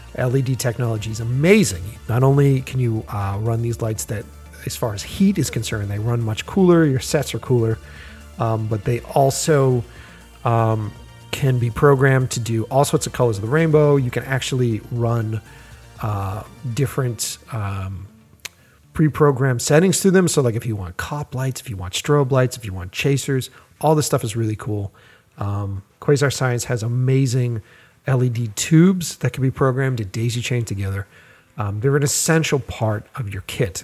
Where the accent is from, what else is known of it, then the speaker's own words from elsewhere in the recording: Boston, Massachusetts, United States; I grew up in Boston and, uh, stayed in, in that city